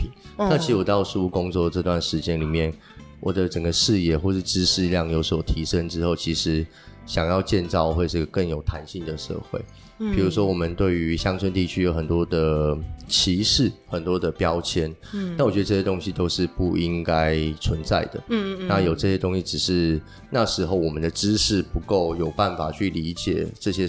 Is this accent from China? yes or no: no; southern Taiwan, Taiwan; moved away as an adult; also born or lived in Taipei; now in Taitung, Taiwan; 我是南部人，在台北工作，然后东漂到台东。